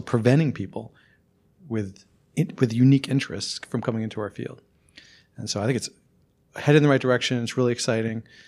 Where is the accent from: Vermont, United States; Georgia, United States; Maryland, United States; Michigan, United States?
Vermont, United States; Randolph; moved away; I'm from Randolph, Vermont, which is pretty close to here, actually